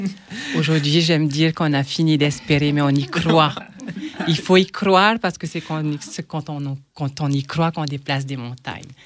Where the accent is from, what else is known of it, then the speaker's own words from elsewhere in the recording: French Polynesia; now in France; chez moi, euh, à Tahiti